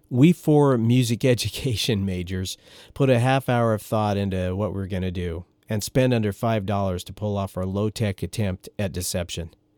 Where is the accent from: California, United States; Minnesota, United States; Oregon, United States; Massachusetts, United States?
Oregon, United States; moved away as an adult; also born or lived in Storm Lake, Iowa; where I grew up in Oregon